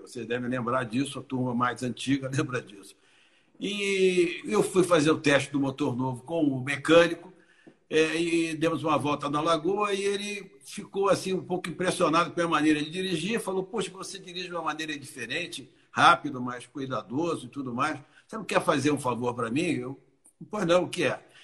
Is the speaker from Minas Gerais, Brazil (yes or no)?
no; Rio de Janeiro, Brazil; eu vim do Rio de Janeiro